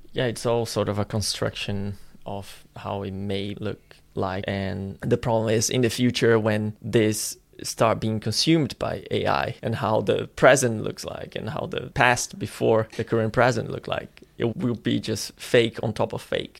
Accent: Florianópolis, Santa Catarina, Brazil; moved away; my hometown, Florianopolis in Brazil

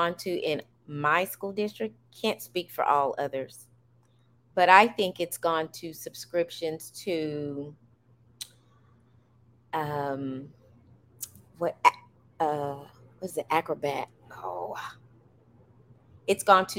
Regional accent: United States; I'm an American, and I happen to have African blood

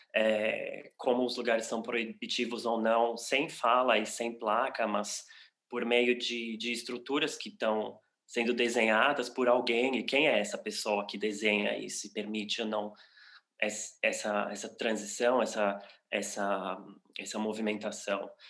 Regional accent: São Paulo, Brazil; moved away as an adult; now in Berlin, Germany; eu sou brasileiro, paulista, paulistano, de São Paulo. É, moro em Berlim há seis anos já

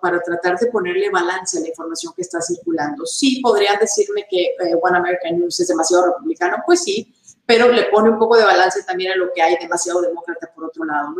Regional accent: Monterrey, Nuevo León, Mexico; yo empecé mi carrera en Monterrey, México, la ciudad donde yo nací

